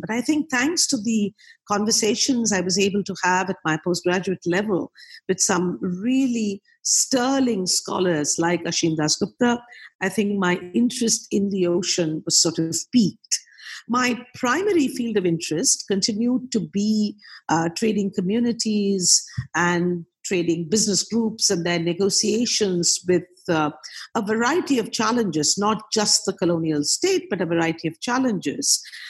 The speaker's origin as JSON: {"language": "English", "town": "Kolkata", "region": "West Bengal", "country": "India", "tie": "born or raised there", "said": "I was born and brought up in Calcutta, did most of my education in Calcutta, Calcutta University, and an important university in West Bengal. So I'm a sort of homespun product."}